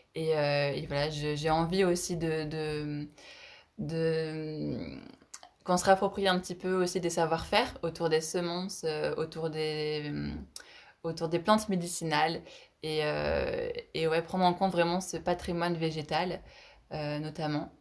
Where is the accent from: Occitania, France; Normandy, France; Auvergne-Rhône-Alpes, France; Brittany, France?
Auvergne-Rhône-Alpes, France; Isère; je suis originaire d'Isère